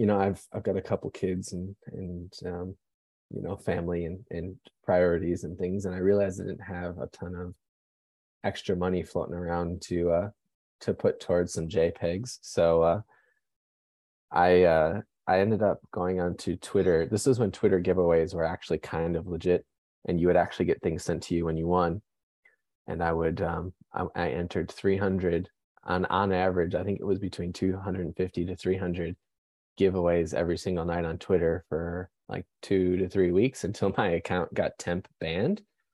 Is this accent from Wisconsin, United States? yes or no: yes; Wisconsin, United States; So I am originally from Wisconsin, so I'm a big Milwaukee Bucks fan.